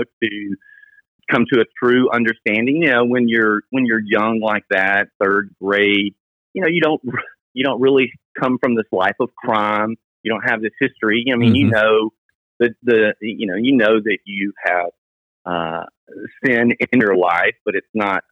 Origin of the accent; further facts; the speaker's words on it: Millington, Tennessee, United States; we grew up in Millington